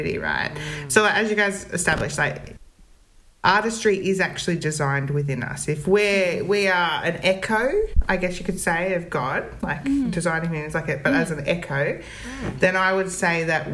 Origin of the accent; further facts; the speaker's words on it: Central Coast, New South Wales, Australia; I grew up on the Central Coast, which is a part of New South Wales.